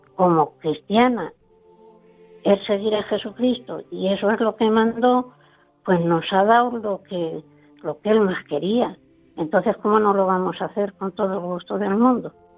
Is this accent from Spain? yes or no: yes; Sonseca, Castilla-La Mancha, Spain; moved away as an adult; en Sonseca, porque yo nací en Sonseca. Y allí fue donde yo desarrollé mi, mi juventud